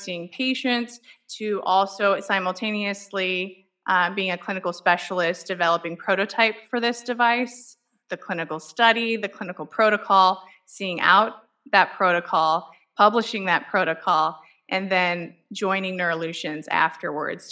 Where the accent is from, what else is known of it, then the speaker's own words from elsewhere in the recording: St. Louis, Missouri, United States; I'm from St. Louis, born and raised in St. Louis.